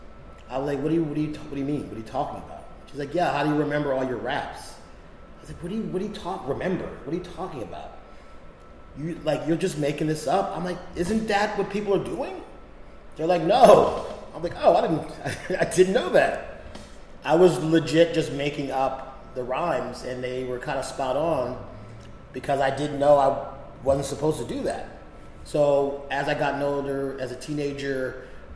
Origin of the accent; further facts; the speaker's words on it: Philadelphia, Pennsylvania, United States; I grew up in Philadelphia